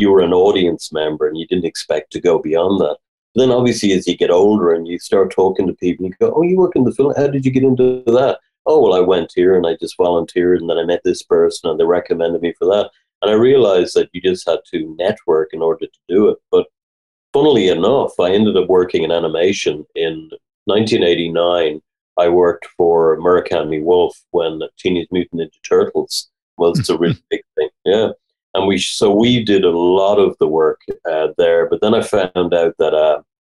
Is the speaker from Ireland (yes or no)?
yes; Dublin, Leinster, Ireland; growing up in Dublin, I was born in 66. So, growing up in the 70s here